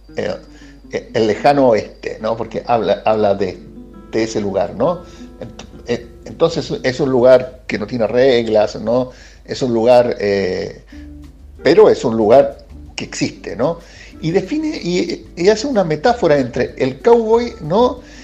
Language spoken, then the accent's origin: Spanish; Chile; accent: Chilean; moved away as an adult; now in Argentina; Es chileno, o, por mi acento, pero yo viviendo acá nueve años, un poquito más.